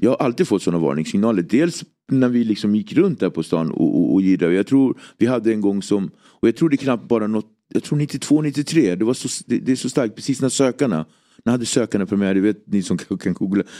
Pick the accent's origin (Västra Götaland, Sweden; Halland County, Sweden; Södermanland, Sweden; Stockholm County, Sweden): Stockholm County, Sweden; Nacka; Jag är uppväxt i Nacka, en väldigt eh, idyllisk förort.